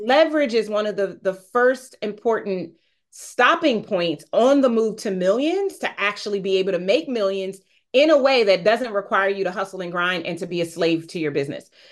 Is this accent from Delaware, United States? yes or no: yes; Wilmington, Delaware, United States; also born or lived in Newcastle, Delaware; now I live in Newcastle, Delaware. I moved, but yes, I'm from Wilmington, Delaware